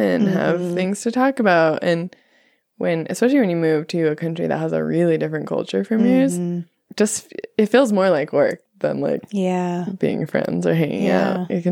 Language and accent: English; United States; moved away as an adult; now in Nepal